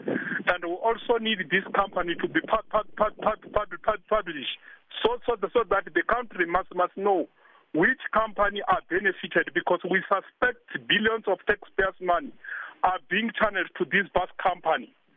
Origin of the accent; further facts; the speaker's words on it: South Africa; as a South African citizen